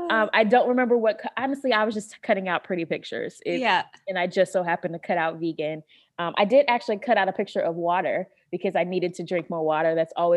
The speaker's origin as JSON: {"language": "English", "region": "North Carolina", "country": "United States", "said": "You know, I'm from North Carolina originally, and that's like pork central."}